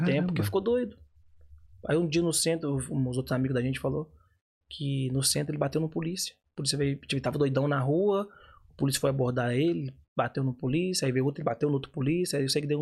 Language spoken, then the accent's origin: Portuguese; Minas Gerais, Brazil; Sou de Minas